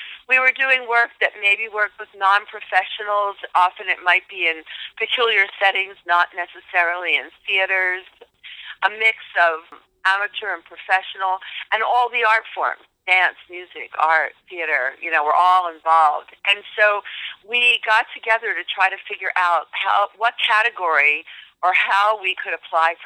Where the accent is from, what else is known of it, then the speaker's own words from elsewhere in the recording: near Philadelphia, Pennsylvania, United States; I grew up near Philadelphia, Pennsylvania